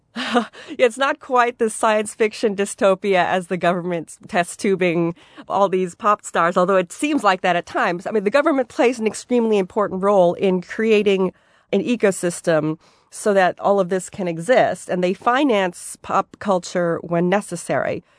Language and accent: English; Seoul, South Korea; I grew up in Gangnam, actually, which is the, the area of Seoul